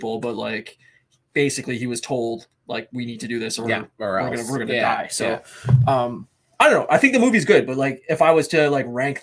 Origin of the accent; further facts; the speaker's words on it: Windsor, Ontario, Canada; it's my hometown